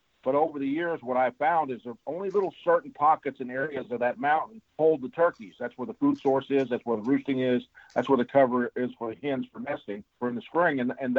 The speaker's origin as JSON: {"language": "English", "region": "the Ozarks", "country": "United States", "tie": "born or raised there", "said": "me growing up in the Ozarks"}